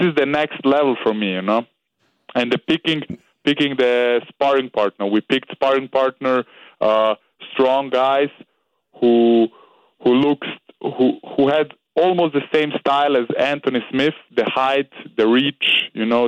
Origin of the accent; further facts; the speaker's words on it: Austria; I'm from Serbia, but I was born and raised in Austria.